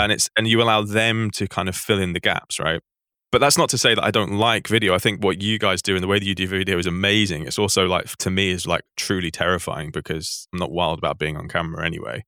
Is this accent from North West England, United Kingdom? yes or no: yes; Manchester, North West England, United Kingdom; I grew up in Manchester.